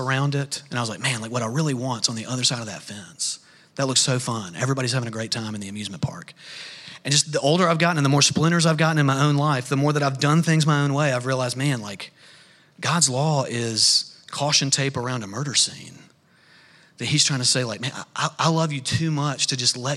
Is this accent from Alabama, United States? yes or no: yes; North Alabama, United States; I grew up in North Alabama